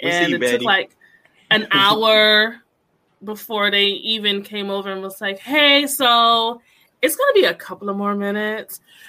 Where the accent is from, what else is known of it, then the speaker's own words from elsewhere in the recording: Connecticut, United States; also born or lived in North Carolina; I am from Connecticut. But I grew up in North Carolina as well for four years.